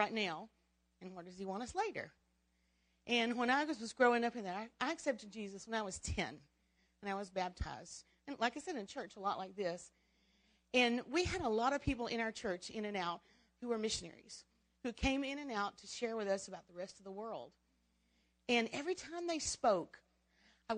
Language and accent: English; Atlanta, Georgia, United States; I grew up in Atlanta, Georgia, right outside of Atlanta, Pine Mountain.